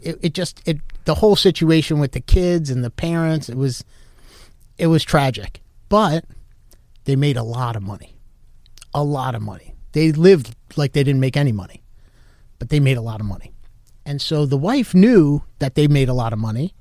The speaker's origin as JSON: {"language": "English", "town": "Westfield", "region": "New Jersey", "country": "United States", "tie": "born or raised there", "also_born_or_lived": "New York", "moved": "as an adult", "lives_now": "Florida, United States", "said": "I grew up in North Jersey, uh, town called Westfield, so about a half hour from Manhattan"}